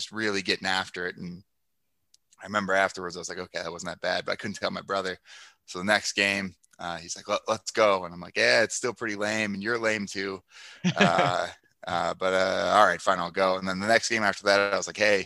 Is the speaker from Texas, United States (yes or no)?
no; Ashtabula, Ohio, United States; also born or lived in Houston; now in Minnesota, United States; I grew up in Ashtabula, Ohio